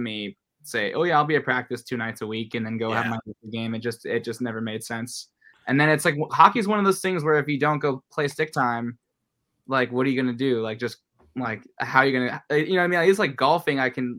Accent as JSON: {"language": "English", "town": "El Segundo", "region": "California", "country": "United States", "tie": "born or raised there", "also_born_or_lived": "South Bay", "said": "we moved from the South Bay where I grew up. So like, mm-hmm. I'm from El Segundo, same as … from …."}